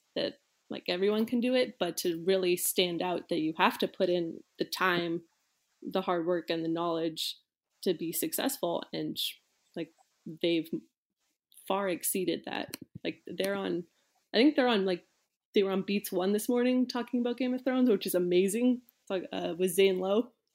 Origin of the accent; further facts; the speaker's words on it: Bay Area, California, United States; I grew up in the Bay Area